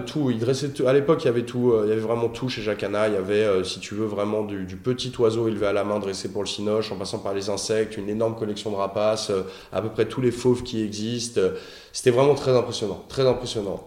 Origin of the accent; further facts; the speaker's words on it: Noisy-le-Roi, Île-de-France, France; also born or lived in Suresnes / Nanterre; now in Paris, France; Je suis né à Suresnes, en banlieue parisienne. J'ai grandi en banlieue parisienne, euh, dans une petite euh, bourgade charmante qui s'appelle Noisy-le-Roi